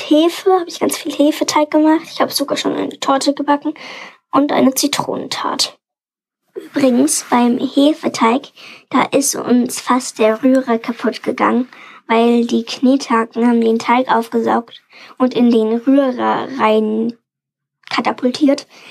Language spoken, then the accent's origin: German; Munich, Bavaria, Germany; ich komme aus München und bin neun Jahre alt.